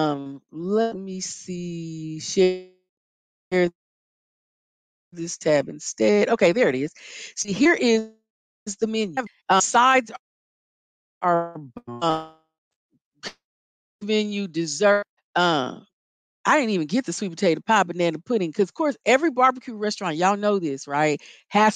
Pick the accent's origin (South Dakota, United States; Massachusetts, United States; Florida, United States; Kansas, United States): Kansas, United States; I'm from Kansas